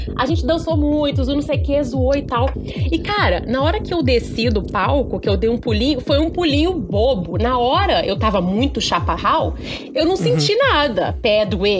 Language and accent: Portuguese; Porciúncula, Rio de Janeiro, Brazil; moved away; eu sou uma pessoa do interior, né? Lá do interior do estado do Rio, um lugarzinho chamado Porciúncula, que ninguém sabe onde que fica. Estava eu na minha cidade natal